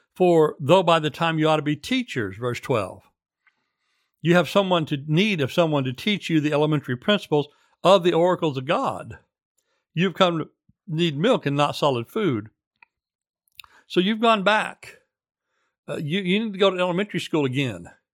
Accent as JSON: {"language": "English", "country": "United States", "also_born_or_lived": "former Soviet Union", "moved": "yes", "said": "as an American"}